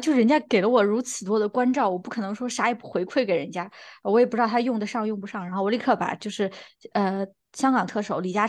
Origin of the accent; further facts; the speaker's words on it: Beijing, China; 他那个同事一听我们的口音，就说：“哎呀，你们也是北京人啊？怎么回事儿？就是大家都是北京人。